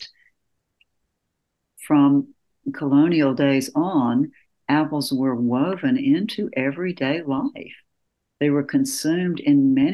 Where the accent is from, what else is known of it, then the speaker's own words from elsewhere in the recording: West Point, Georgia, United States; also born or lived in Atlanta, Georgia; I'm from Georgia, born in Atlanta and raised in a small town, West Point, Georgia, right on the Alabama line